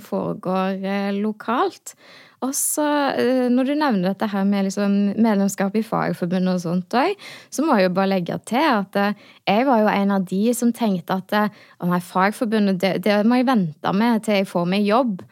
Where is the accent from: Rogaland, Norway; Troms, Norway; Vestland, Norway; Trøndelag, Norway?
Rogaland, Norway; Hå; jeg er folkevalgt da, i hjemkommunen min i Hå